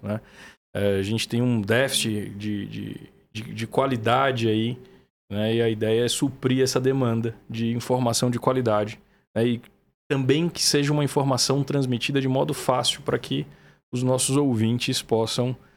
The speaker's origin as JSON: {"language": "Portuguese", "town": "Feira de Santana", "region": "Bahia", "country": "Brazil", "also_born_or_lived": "Vassouras, Rio de Janeiro", "moved": "as an adult", "lives_now": "São Paulo, Brazil", "said": "Eu sou de uma cidade do sertão da Bahia, chama Feira de Santana."}